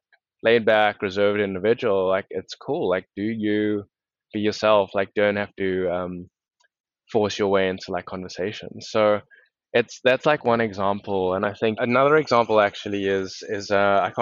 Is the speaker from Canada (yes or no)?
no; South Africa; now in United States; how I was treated growing up in South Africa